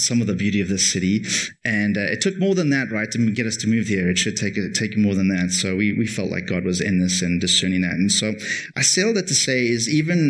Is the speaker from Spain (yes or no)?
no; Cape Town, Western Cape, South Africa; moved away as an adult; now in Toronto, Canada; I come from Cape Town.